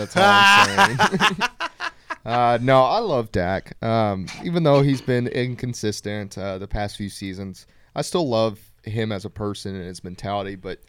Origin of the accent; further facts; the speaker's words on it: Dallas, Texas, United States; I just like the Cowboys because I'm from Dallas.